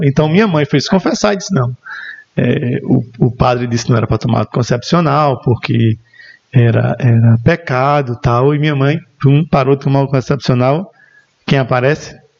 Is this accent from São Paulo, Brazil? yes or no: no; Esperança, Paraíba, Brazil; also born or lived in Remígio, Brazil / Bahia, Brazil; Eu, eu nasci aqui em Esperança, na maternidade São Francisco de Assis, e sempre morei mesmo na divisa. Então, eu sou uma banda Esperança e uma banda Remígio